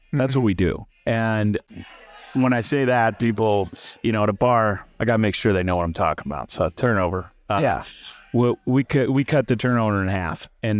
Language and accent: English; Illinois, United States; I'm from Central Illinois, cornfields and soybeans.